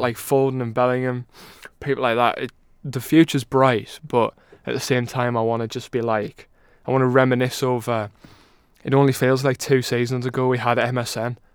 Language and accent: English; England, United Kingdom; we're both as English as they come